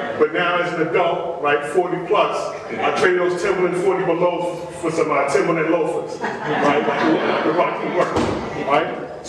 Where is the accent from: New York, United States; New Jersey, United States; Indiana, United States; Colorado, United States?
New York, United States; New York City; moved away; also born or lived in Baltimore, Maryland; I grew up as a hip-hopper, right? Born and raised in Brooklyn, New York in the early 80s